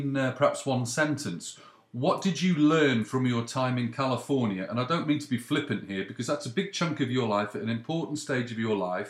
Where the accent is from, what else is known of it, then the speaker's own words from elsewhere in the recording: United Kingdom; now in Canada; growing up in Britain